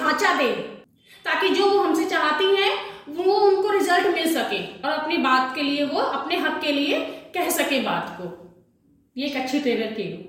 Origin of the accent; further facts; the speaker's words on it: Faridabad, Haryana, India; moved away as an adult; now in Mewat, India; मैं फरीदाबाद की रहने वाली हूँ मेरी शादी मेवात में कर दी गई